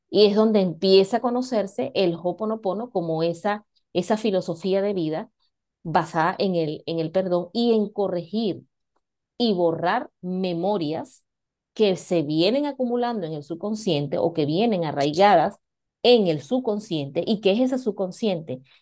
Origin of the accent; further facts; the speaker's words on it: Venezuela; moved away as an adult; now in Spain; para los que no, no me conocen, pues soy venezolana y tengo aproximadamente cinco, voy para seis años acá en, en España.